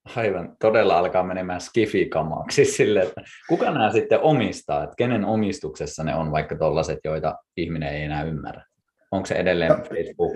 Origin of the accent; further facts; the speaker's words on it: Kuusamo, North Ostrobothnia, Finland; me molemmat ollaan Kuusamosta alun perin lähtöisiä